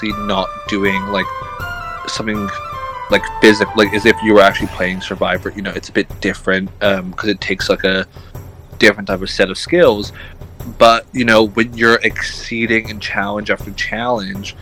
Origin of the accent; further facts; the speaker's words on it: United Kingdom; because we're British